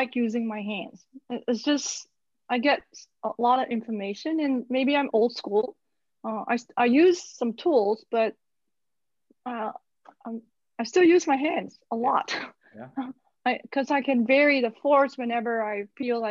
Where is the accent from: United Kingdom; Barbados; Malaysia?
Malaysia; Growing up in Malaysia, most of my therapy, so to speak, was actually from traditional Chinese medicine.